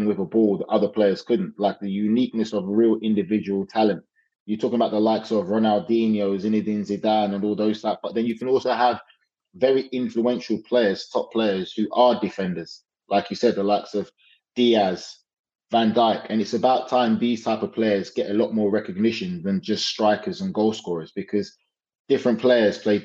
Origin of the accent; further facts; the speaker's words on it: England, United Kingdom; growing up in England